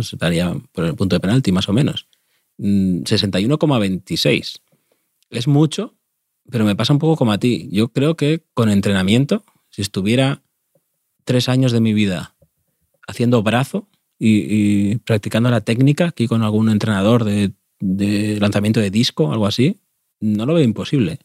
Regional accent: Spain; cuando me quedaba solo en mi pueblo, eh, en el campito

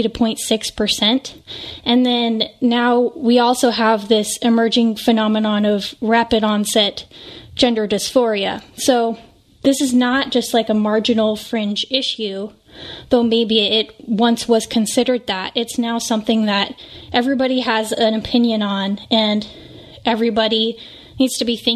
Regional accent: West Coast, United States; a mother and cultural commentator born and raised on the West Coast.

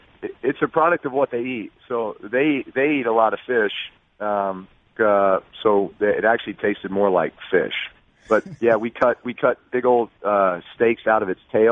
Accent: Texas, United States; moved away as an adult; also born or lived in Indiana / San Diego / New Orleans; I grew up in Texas

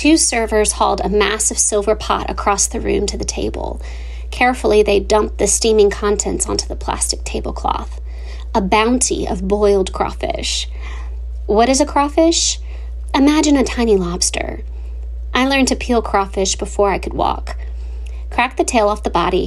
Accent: Lafayette, Louisiana, United States; To find my hometown, head south. Once you get there, go further south and you'll find Lafayette, Louisiana.

